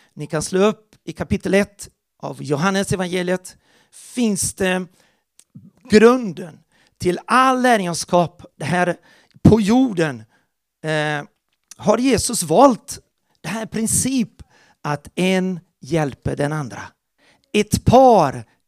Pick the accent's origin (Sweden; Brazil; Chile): Brazil; Porto Alegre, Rio Grande do Sul; moved away; där växte jag upp i Porto Alegre, Brasilien